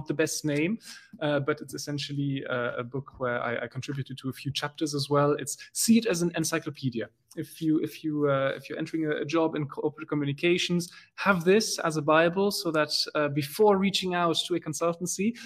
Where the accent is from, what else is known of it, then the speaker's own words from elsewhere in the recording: Belgium; first language German; English is a second language; German is my mother tongue, then French, Dutch, you know, as a good Belgian, I speak the three.